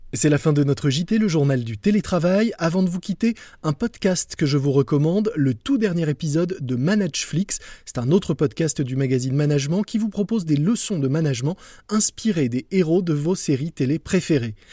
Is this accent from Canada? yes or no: no; France; on est plutôt bien placé en tant que Français